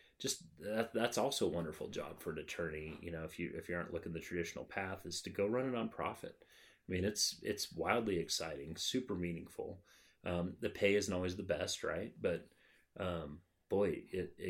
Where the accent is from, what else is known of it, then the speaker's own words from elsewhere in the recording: Casper, Wyoming, United States; now in Cheyenne, United States; I grew up in Casper, but coming back to Cheyenne